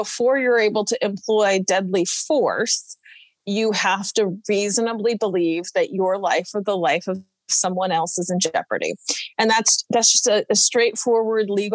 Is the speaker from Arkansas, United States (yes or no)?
no; Tacoma, Washington, United States; in my hometown